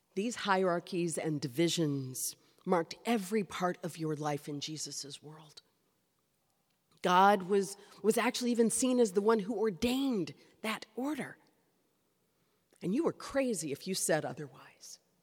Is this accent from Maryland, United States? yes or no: no; Kentucky, United States; I grew up in Kentucky